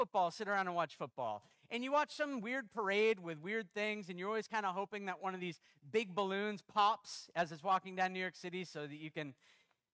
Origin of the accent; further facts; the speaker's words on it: Canada; also born or lived in United States; I'm American and Canadian